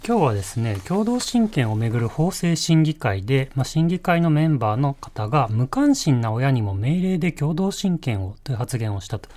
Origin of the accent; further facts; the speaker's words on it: Yokohama, Kanagawa, Japan; 横浜出身で、えー、大学も東京で